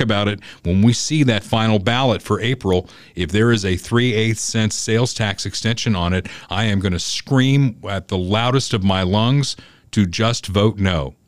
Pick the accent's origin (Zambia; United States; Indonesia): United States; Southern Indiana; now in Kansas City area, United States; growing up in Southern Indiana, I feel like I grew up in Realville